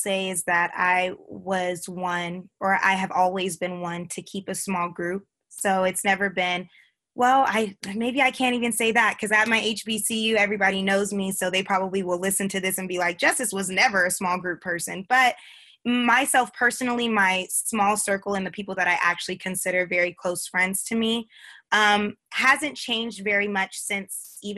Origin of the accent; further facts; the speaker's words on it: Simi Valley, California, United States; moved away; also born or lived in Atlanta; I grew up in California. So I grew up in Simi Valley